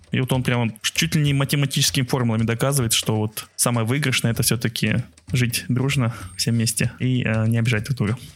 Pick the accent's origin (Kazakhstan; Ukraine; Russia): Kazakhstan; Aktobe, Aktobe Region; наше детство в Актебе том же